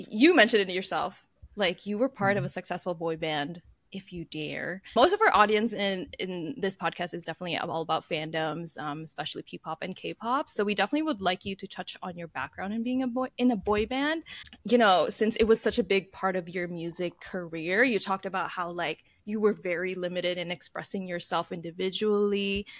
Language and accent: English; San Diego, California, United States; I mean, I'm from San Diego, so there's a lot of like Filipinos and Mexicans here.